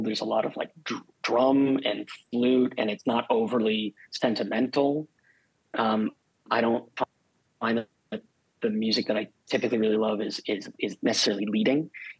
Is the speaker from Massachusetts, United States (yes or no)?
no; Connecticut, United States; now in Los Angeles, United States; I grew up in Connecticut